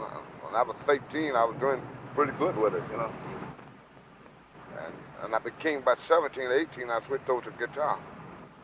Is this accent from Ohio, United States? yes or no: no; Clarksdale, Mississippi, United States; moved away as an adult; also born or lived in Rolling Fork, Mississippi; now in Chicago, United States; I was born in a little town called Rolling Fork. I was raised up in Clarksdale. I was raised up out on a farm, on a plantation, you know.